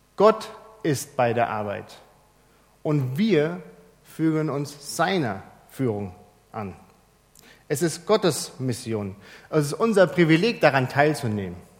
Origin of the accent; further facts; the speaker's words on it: Germany; bei uns in Deutschland